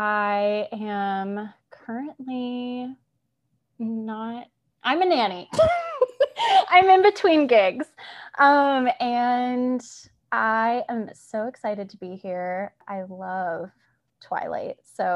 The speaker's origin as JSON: {"language": "English", "region": "Arizona", "country": "United States", "said": "I'm so pale, which is ironic because I'm from Arizona and I'm so pale."}